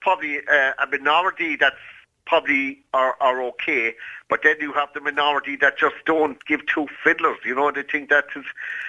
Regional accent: Cork, Munster, Ireland; I'm from Cork

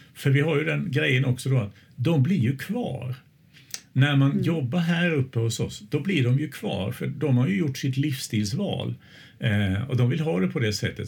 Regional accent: Småland, Sweden; now in Östersund, Sweden; jag är ju smålänning från början men jag har ju bott här väldigt länge

